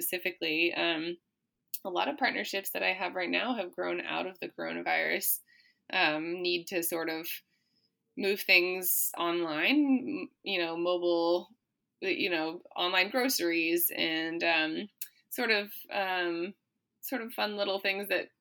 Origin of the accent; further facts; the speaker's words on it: Maine, United States; I was born in Maine, but neither of my parents were